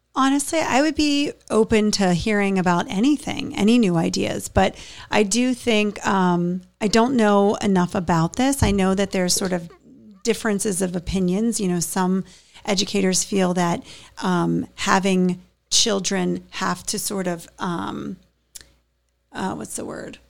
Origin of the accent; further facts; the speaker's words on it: Pittsburgh, Pennsylvania, United States; now in Hammonton, United States; I'm from Pittsburgh